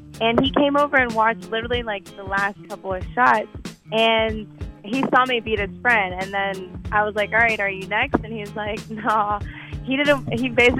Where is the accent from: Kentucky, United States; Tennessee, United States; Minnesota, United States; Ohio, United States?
Kentucky, United States; Lexington; moved away as an adult; also born or lived in Frankfurt, Germany / Trinidad; now in Los Angeles, United States; I'm from Kentucky also, so I think for me it might be a little bit deeper just growing up around that atmosphere.